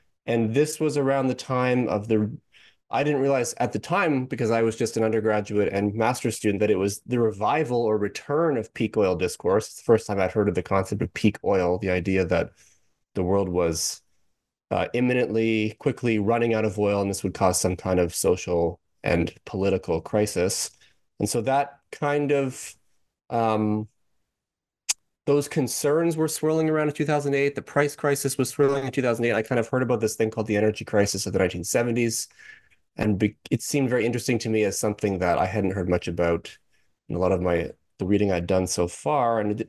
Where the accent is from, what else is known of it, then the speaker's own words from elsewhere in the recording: Canada; I'm actually from Canada. I'm not an American. And I did my PhD in Canada at the University of Toronto, St. George.